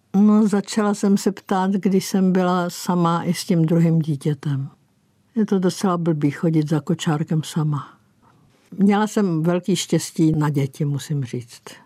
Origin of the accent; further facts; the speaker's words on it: Písek, South Bohemian Region, Czechia; now in Prague, Czech Republic; z mého rodiště z písku